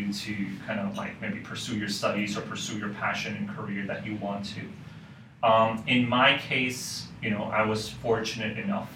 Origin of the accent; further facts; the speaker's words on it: Hong Kong; I was actually born and raised in Hong Kong. So I've literally been here my whole life, actually